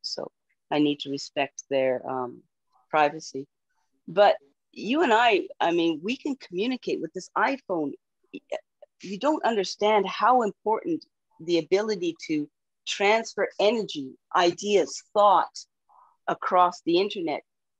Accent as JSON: {"language": "English", "country": "Canada", "said": "Yeah, and as a Canadian, we would much rather hold U.S. dollars because they're worth way more."}